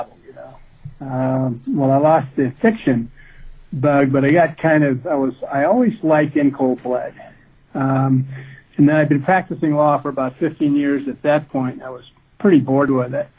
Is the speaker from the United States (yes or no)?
yes; Midwest, United States; I grew up in the Midwest